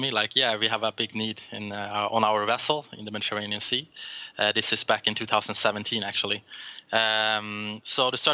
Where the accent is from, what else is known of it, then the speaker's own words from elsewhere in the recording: Sweden; I'm from Sweden